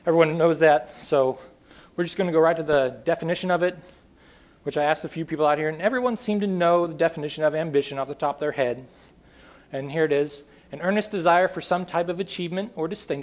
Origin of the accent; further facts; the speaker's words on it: upstate Northern California, United States; This is my hometown. The picture on the left is how my hometown usually looks. Just an absolute beautiful place in very upstate Northern California.